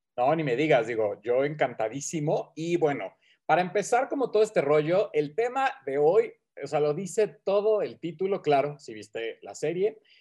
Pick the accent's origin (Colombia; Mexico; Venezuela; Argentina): Mexico; aquí en mi pueblo Tierra Caliente